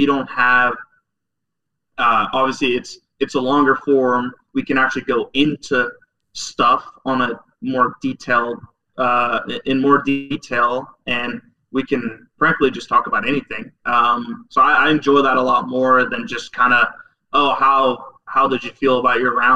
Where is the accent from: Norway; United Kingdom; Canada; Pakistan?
Norway; moved away as an adult; also born or lived in Oklahoma; I grew up in Norway